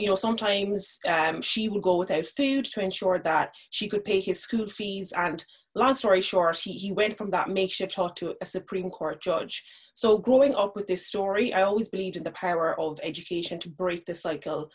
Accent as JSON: {"language": "English", "town": "Cork", "region": "Munster", "country": "Ireland", "tie": "born or raised there", "also_born_or_lived": "Nigeria", "said": "I grew up in Cork. I'm originally from Nigeria."}